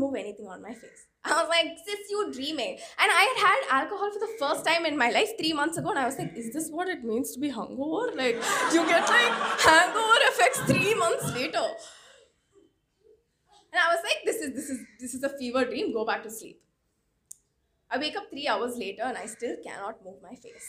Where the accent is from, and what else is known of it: Chennai, Tamil Nadu, India; born or raised there